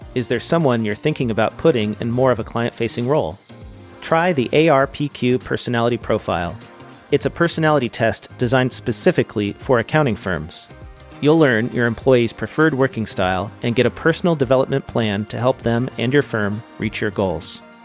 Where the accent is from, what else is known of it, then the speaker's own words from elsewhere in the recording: California, United States; I'm from California